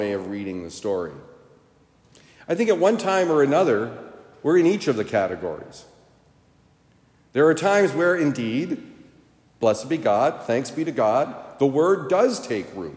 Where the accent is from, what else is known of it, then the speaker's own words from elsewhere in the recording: Vermont, United States; I grew up in Vermont